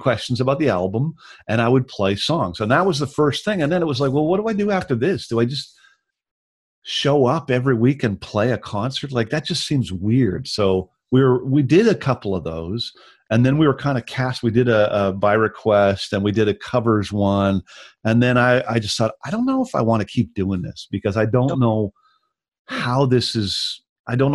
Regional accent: Victoria, British Columbia, Canada; moved away as an adult; also born or lived in Vancouver / Ontario; my hometown, in Victoria

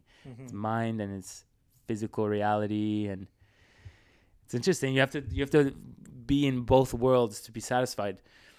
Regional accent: Switzerland; now in Canada; I came from Switzerland, so I was already like there.

